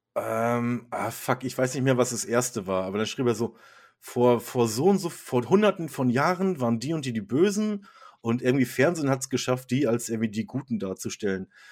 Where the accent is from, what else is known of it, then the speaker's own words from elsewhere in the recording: Germany; als Deutscher ist man ja auch so